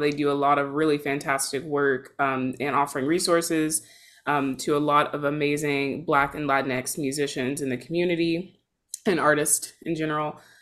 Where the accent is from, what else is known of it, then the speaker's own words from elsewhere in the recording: Georgia, United States; now in Seattle, United States; I'm based in Seattle, but I'm from Georgia